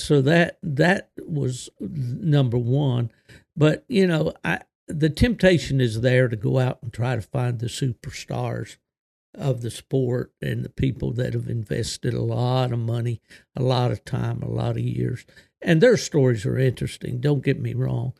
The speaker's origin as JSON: {"language": "English", "region": "southern West Virginia", "country": "United States", "tie": "born or raised there", "also_born_or_lived": "eastern Ohio", "said": "growing up in West Virginia, and not only West Virginia, but in the southern part of the state"}